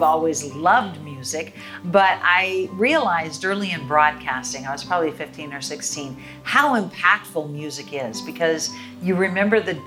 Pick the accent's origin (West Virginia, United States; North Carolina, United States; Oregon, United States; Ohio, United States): Oregon, United States; Oregon coast, United States; now in Seattle, United States; I grew up on the Oregon coast